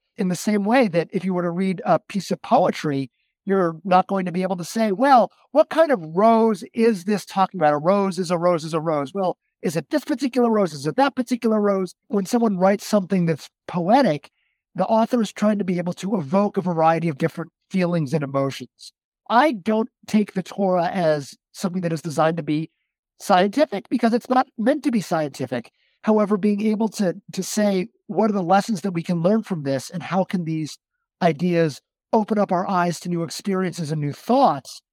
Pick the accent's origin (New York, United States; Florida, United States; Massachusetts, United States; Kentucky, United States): New York, United States; Westchester County; my father was the president of our Reformed synagogue growing up in Westchester County